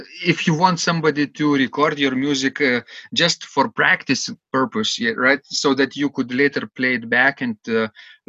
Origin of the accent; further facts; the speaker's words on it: Klaipėda, Klaipėda County, Lithuania; in Klaipėda, in my hometown